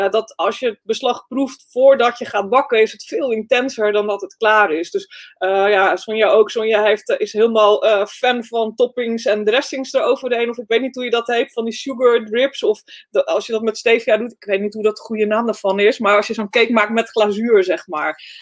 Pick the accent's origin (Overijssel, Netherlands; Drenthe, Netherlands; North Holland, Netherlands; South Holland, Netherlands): North Holland, Netherlands; Ik ben een meisje uit West-Friesland, dus af en toe weet ik het gewoon niet, weet je.